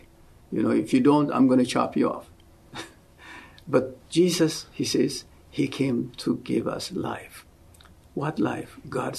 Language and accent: English; Ethiopia; moved away as an adult; also born or lived in Oklahoma City, United States; now in United States; I'm originally from Ethiopia. I came to go to school here. So this was back in 1974, came to Oklahoma City.